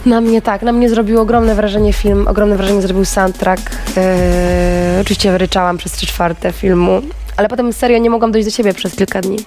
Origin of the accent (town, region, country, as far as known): Kashubia, Pomeranian Voivodeship, Poland; moved away